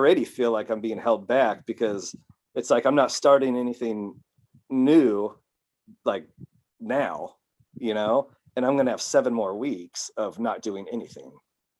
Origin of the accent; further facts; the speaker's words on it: United States; moved away as an adult; now in Japan; as an American